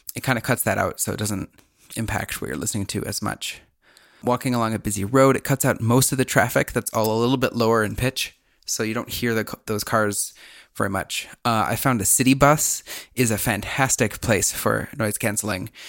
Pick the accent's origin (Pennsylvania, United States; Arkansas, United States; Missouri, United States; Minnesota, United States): Minnesota, United States; a Minnesotan